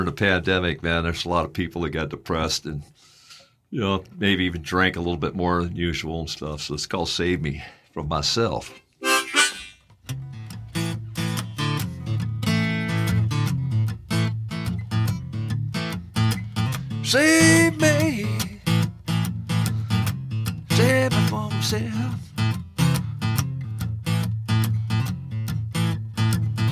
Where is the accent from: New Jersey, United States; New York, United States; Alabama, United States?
New York, United States; upstate; also born or lived in Bay Area, California / Stockton / Sacramento / Auburn; now in Reno, United States; I'm originally from upstate New York. Born and raised there, about 80 miles south of Buffalo. But I moved to the Bay Area in 1969 with my folks